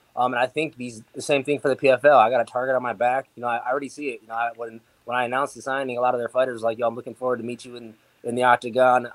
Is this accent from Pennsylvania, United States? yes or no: no; Milwaukee, Wisconsin, United States; also born or lived in Las Vegas; back here in Milwaukee, I got my home, my hometown gym